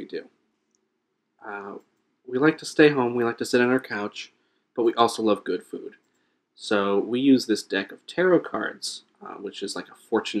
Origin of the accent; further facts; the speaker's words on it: New England, Connecticut, United States; now in Brooklyn, United States; I'm from New England.